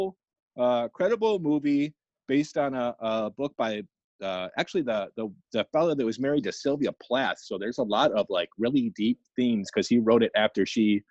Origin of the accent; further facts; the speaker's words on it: Brighton, Michigan, United States; also born or lived in Livonia, Michigan; I grew up in Livonia, then I moved to town Brighton or Heartland